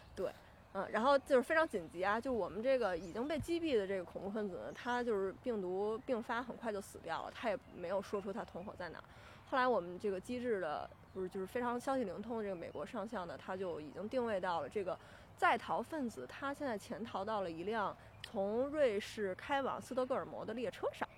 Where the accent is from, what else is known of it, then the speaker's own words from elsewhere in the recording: Beijing, China; 我是这个来自北京的